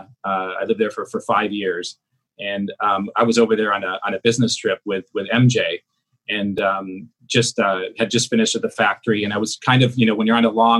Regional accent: South Korea; moved away; I'm originally from South Korea

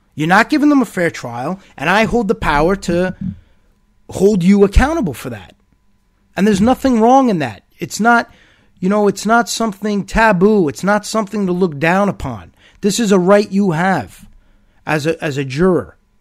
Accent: United States; As a United States citizen, as an American

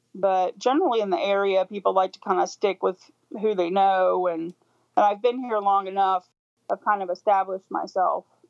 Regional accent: Louisville, Kentucky, United States; I grew up in in Louisville, Kentucky

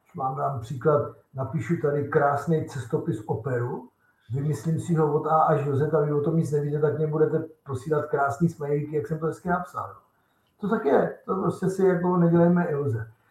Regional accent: Czechia; U nás v Česku

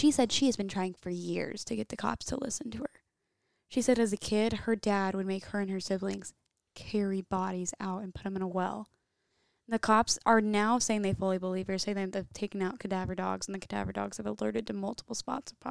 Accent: Oskaloosa, Iowa, United States; I'm from Oskaloosa.

